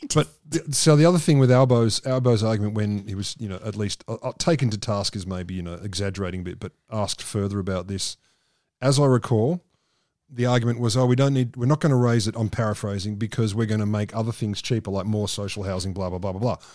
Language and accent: English; Australia; I said, "Australia."